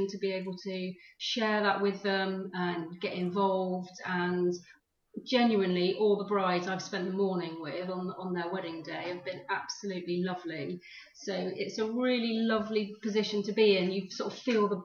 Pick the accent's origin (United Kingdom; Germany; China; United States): United Kingdom; Weymouth, South West England; moved away; also born or lived in London; my hometown is Weymouth in Dorset, so I wanted to sort of come back